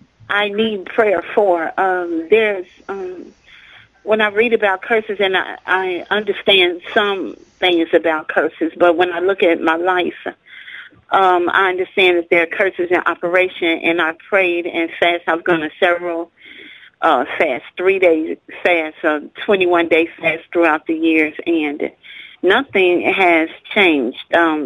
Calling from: Minnesota, United States; I'm from Minnesota.

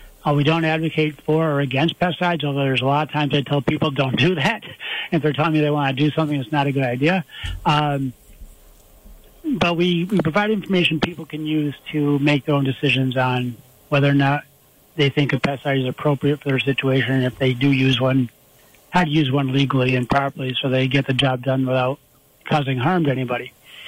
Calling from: Homer, New York, United States; I'm at home right now in town of Homer, right near Cortland.

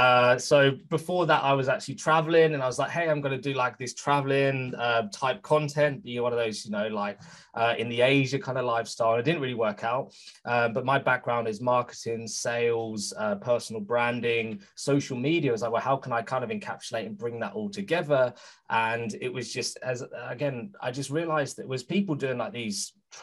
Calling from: United Kingdom; Some people think I'm Norwegian, but I'm calling from the UK.

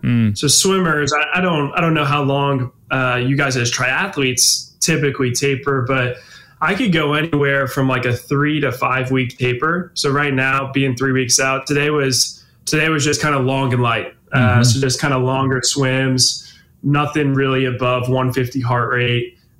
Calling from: Oakland, California, United States; Yeah, so I'm in Oakland, California. So I still do my training out of Cal Berkeley.

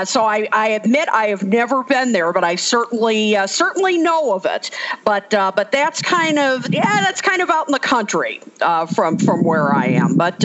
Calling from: Clarendon Hills, Illinois, United States; I am calling in from Clarendon Hills, Illinois, which is in the western suburbs of Chicago, and I'm actually broadcasting right now from my backyard.

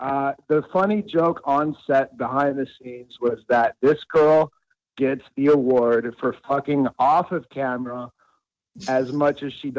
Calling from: Fort Lauderdale, Florida, United States; I'm calling from Fort Lauderdale, Florida.

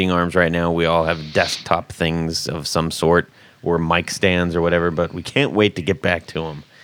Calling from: South Alabama, United States; I'm calling from South Alabama.

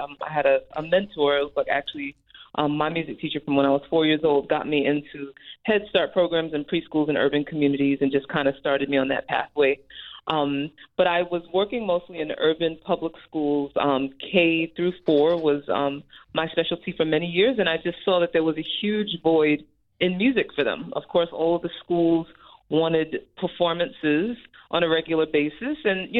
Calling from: New Jersey, United States; I'm calling from New Jersey. Okay. I live in New Jersey.

